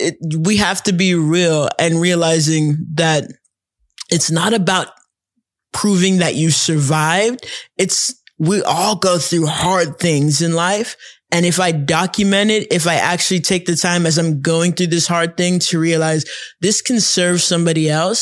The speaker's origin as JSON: {"language": "English", "country": "Nigeria", "said": "We grew up, I mean, we had a funny childhood. I don't think it's one of these weird things because we're Nigerian."}